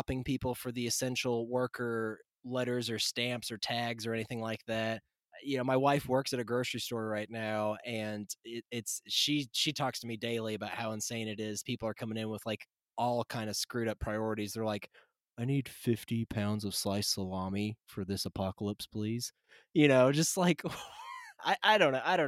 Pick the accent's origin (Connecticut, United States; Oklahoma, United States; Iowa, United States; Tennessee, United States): Tennessee, United States; I love my home state